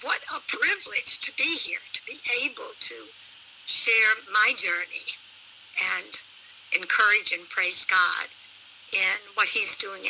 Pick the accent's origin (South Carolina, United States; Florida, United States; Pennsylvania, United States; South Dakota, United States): South Carolina, United States; Spartanburg; I was raised Southern Baptist in a large Southern Baptist church in Spartanburg, South Carolina.